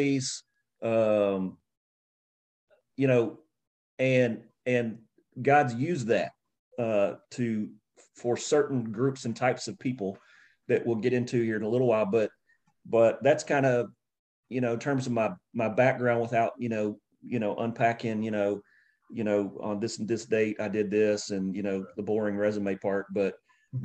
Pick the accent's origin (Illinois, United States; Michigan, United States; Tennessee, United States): Tennessee, United States; Nashville; I grew up in Nashville, Tennessee